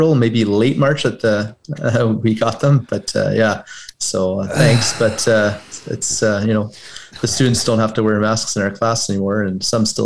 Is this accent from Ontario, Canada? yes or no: yes; Cochrane, Ontario, Canada; now in Moonbeam, Canada; my father was a volunteer firefighter in my hometown of Cochrane for over 35 years